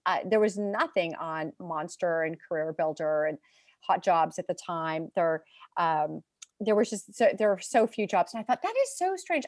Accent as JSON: {"language": "English", "area": "San Francisco Bay Area", "region": "California", "country": "United States", "tie": "born or raised there", "said": "I am from California, from the San Francisco Bay Area. I grew up in, in the Bay Area"}